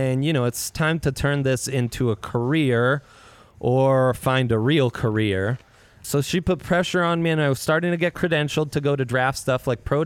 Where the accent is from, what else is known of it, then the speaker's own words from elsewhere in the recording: Italy; moved away as an adult; also born or lived in Lakewood, Colorado; now in Colorado, United States; I grew up in Italy. That's where my dad's from. But my mom's from here in Lakewood